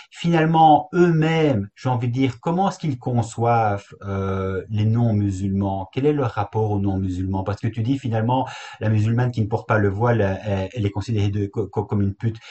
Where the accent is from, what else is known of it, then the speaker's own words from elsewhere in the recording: Belgium; chez nous en Belgique